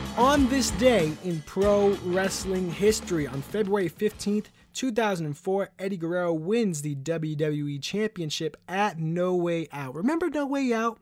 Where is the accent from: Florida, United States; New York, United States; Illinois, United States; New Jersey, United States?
New York, United States; New York City; I'm from New York City